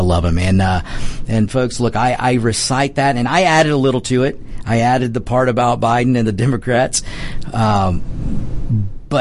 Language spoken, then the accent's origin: English; United States; I'm an American